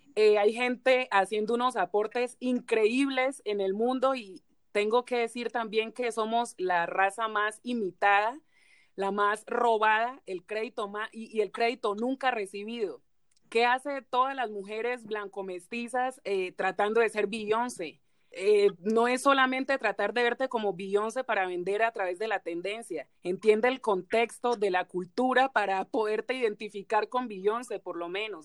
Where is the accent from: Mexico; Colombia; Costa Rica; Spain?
Colombia; Bogotá; Yo nací aquí en Bogotá, mi abuela llegó aquí a Bogotá hace 42 años